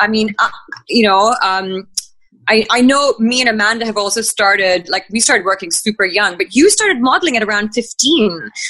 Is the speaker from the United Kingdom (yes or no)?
no; Bahrain; moved away as an adult; also born or lived in Sydney, Australia / Sri Lanka; now in India; I grew up in the Middle East. So that was in Bahrain. I studied there, I schooled there, and then I did my university in Australia, in Sydney